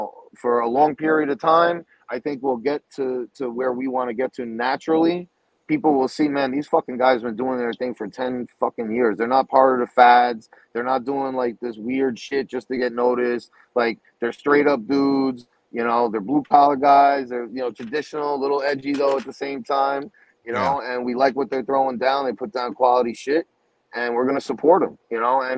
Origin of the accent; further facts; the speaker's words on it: New York, United States; we're from New York, all right? That's our home